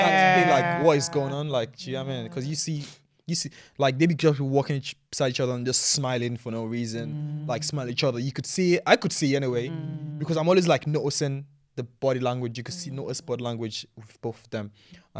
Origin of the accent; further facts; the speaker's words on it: Nigeria; yeah, I grew up in Nigeria, man.